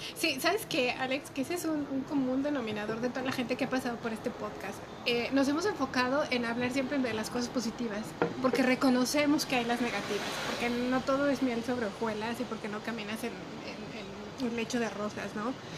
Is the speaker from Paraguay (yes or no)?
no; Mexico; nuestra condición como mexicanos, estando en México